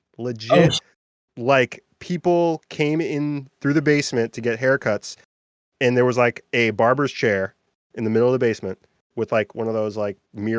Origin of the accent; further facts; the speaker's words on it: Beverly, Massachusetts, United States; I'm from Beverly, Mass